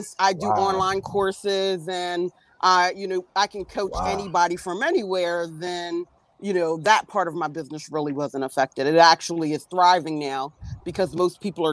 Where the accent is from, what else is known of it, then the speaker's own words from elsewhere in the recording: Delaware, United States; now in Philadelphia area, United States; I'm from Delaware. I currently live right outside of Philly